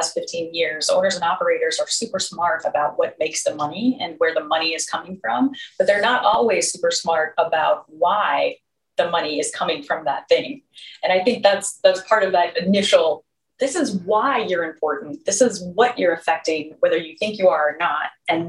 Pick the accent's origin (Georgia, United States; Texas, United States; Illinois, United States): Illinois, United States; Chicago; Okay, I'm from Chicago, and Yahtzee is like an every night thing.